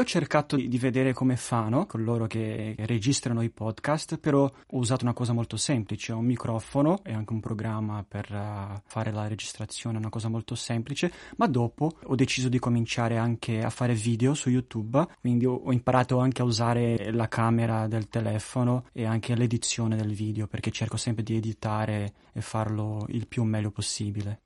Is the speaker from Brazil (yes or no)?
yes; Brazil; io sono brasiliano